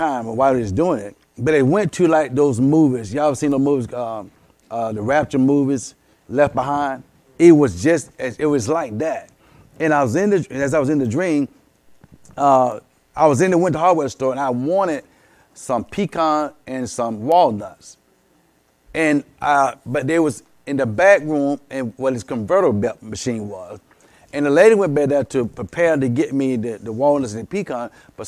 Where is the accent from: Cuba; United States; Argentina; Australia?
United States; Columbus, Georgia; I was back in my old neighborhood, and I was raised in East Winton, raised on King Street